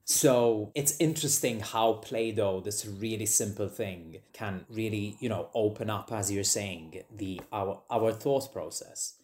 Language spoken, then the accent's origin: English; Malta; moved away as an adult; now in Edinburgh, United Kingdom; I grew up, I lived in Malta, so I lived in Malta